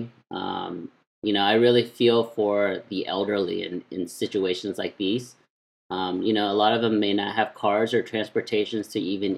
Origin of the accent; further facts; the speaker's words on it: United States; I was born in the States